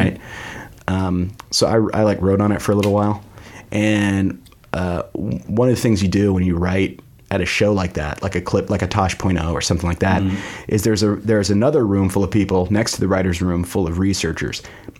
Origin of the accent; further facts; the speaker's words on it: United States; also born or lived in Canada; I was 6 months old when we moved to the States.